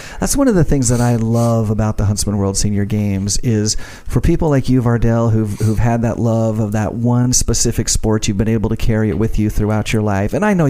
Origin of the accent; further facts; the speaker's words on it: Ashton, Idaho, United States; did you know I grew up in Ashton?